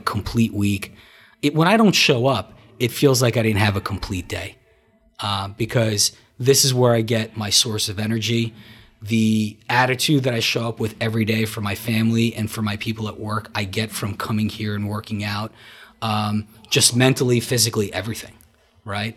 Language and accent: English; Marlboro, New Jersey, United States; also born or lived in Brooklyn, New York / Soviet Union; I grew up, uh, in New Jersey, originally from Brooklyn, moved from Brooklyn in eighty-six, uh, to Marlboro, where I grew up